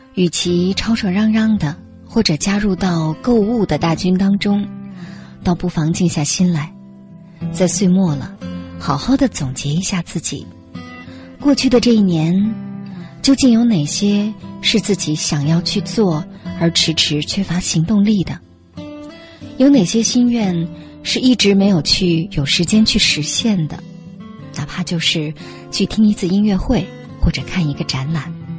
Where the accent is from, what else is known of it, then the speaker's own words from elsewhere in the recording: China; 我们中国人其实是不过圣诞节的